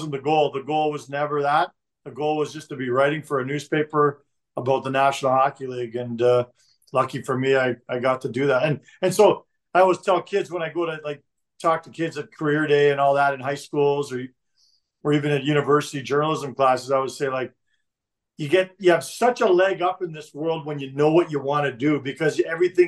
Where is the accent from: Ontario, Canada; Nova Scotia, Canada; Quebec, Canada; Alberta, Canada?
Ontario, Canada; Toronto; moved away as an adult; now in Calgary, Canada; growing up in Toronto